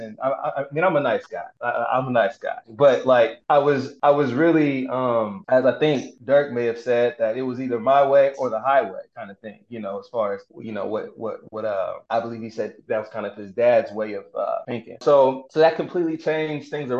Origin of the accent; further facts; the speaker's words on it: Denver, Colorado, United States; I grew up in Denver